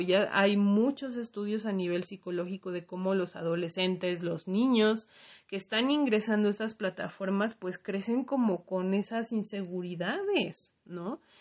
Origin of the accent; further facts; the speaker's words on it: Mexico; como mexicanos y como latinoamericanos